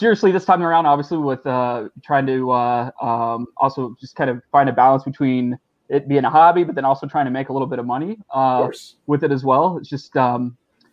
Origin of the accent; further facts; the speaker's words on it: Southern Indiana, United States; now in Valparaiso, United States; I'm actually from Southern Indiana. I live in Northwest Indiana right now with my wife